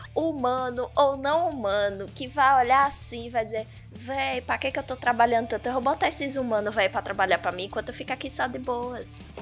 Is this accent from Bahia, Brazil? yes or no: yes; Bahia, Brazil; now in Palmeira dos Índios, Brazil; Sou baiana, mas não naquela região